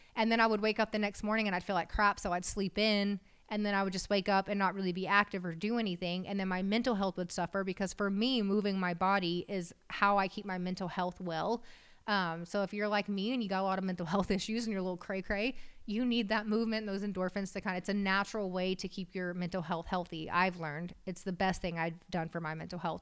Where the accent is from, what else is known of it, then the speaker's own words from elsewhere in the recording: West Texas, United States; We're from West Texas. My dad's a farmer